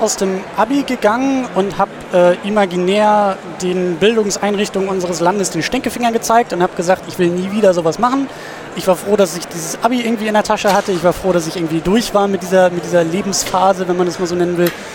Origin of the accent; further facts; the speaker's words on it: Husum, Schleswig-Holstein, Germany; now in Kiel, Germany; ich komme aus Husum